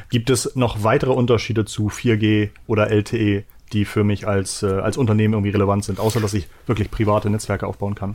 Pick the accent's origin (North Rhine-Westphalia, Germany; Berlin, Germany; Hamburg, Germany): Hamburg, Germany; bei uns in Hamburg